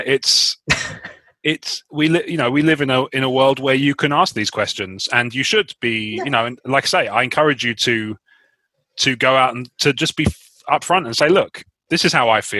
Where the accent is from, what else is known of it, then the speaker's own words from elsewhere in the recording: Canada; I thought it was me because I'm Canadian.